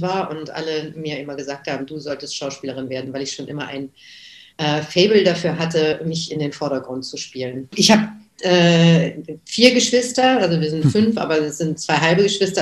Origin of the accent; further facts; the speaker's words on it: Göttingen, Lower Saxony, Germany; now in Berlin, Germany; Also ich bin seit 81 in Berlin, aber ich bin geboren 1961 in Göttingen.